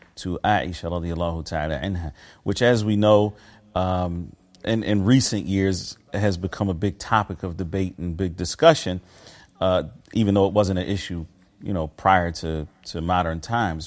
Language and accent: English; Philadelphia, Pennsylvania, United States; born or raised there; moved away as an adult; also born or lived in Medina, Saudi Arabia